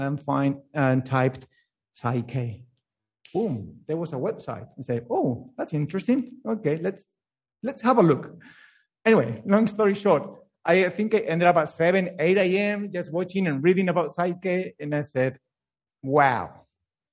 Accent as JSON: {"language": "English", "country": "Spain", "tie": "born or raised there", "second_language": "English", "moved": "yes", "lives_now": "Melbourne, Australia", "said": "I grew up in Spain, but I born in Melbourne."}